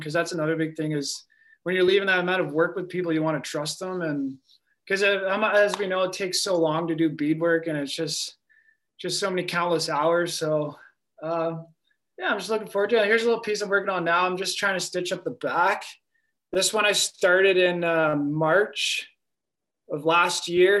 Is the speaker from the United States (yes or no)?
no; Brantford, Ontario, Canada; also born or lived in Sioux Lookout, Ontario; now in Lac La Ronge, Canada; I was born in Sioux Lookout, Ontario. Uh, I was raised in Brantford, Ontario. Um, right now, I'm living in Lac Roche, northern Manitoba.